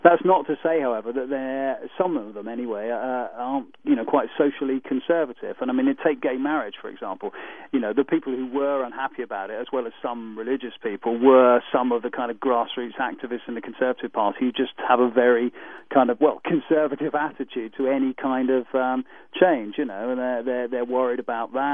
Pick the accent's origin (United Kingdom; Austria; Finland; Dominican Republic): United Kingdom; we're a monarchy